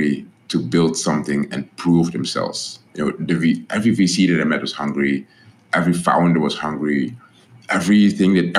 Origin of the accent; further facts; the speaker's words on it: Netherlands; moved away; I'm this guy from the Netherlands.